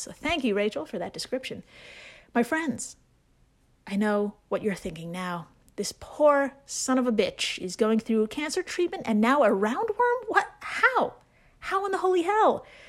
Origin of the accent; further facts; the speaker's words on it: Brooklyn, New York, United States; I'm from Brooklyn.